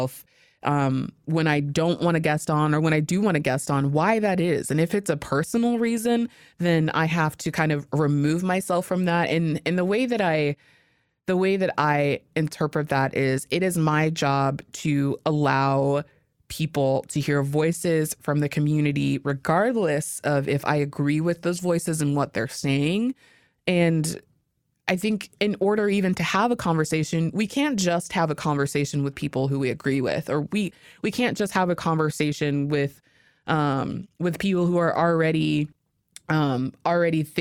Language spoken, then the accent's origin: English; Alaska, United States; growing up in Alaska